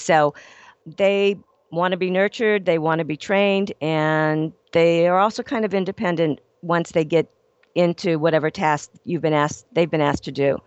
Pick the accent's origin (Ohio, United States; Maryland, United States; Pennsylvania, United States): Ohio, United States; also born or lived in Los Angeles; now in Phoenix, United States; born and raised in Ohio